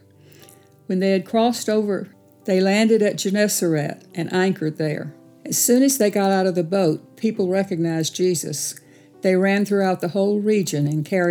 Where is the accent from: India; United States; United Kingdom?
United States; Tuscaloosa, Alabama; also born or lived in Sylacauga, Alabama; moved to Tuscaloosa and lived there until I got married